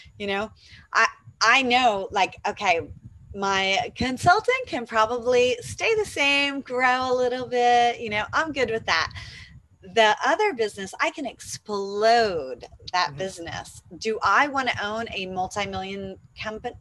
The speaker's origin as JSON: {"language": "English", "town": "Atlanta", "region": "Georgia", "country": "United States", "moved": "as an adult", "lives_now": "Panama", "said": "I'm from Atlanta, Georgia"}